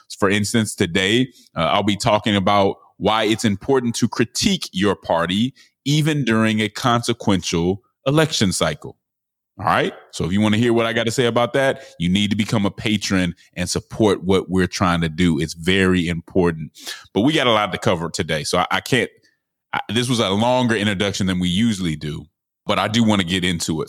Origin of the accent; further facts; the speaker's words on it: Denver, Colorado, United States; I'm from Denver